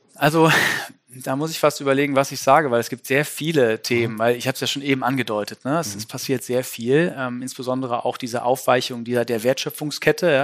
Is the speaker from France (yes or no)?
no; Düsseldorf, North Rhine-Westphalia, Germany; ich als Düsseldorfer